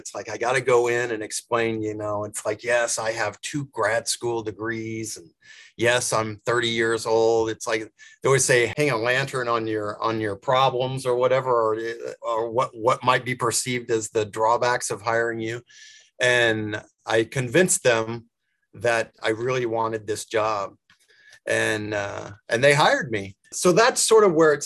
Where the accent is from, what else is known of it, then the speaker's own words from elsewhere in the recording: Tulsa, Oklahoma, United States; moved away as an adult; now in Kansas City, United States; I grew up in Oklahoma and Tulsa, but my parents were both from Kansas City